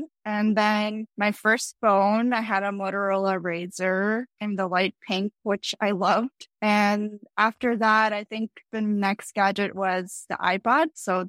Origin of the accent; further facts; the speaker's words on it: Philadelphia, Pennsylvania, United States; also born or lived in Tashkent, Uzbekistan; I grew up in the capital of Uzbekistan, Tashkent, and I moved to Philly when I was 7. So I spent the rest of my childhood in Philadelphia, Pennsylvania.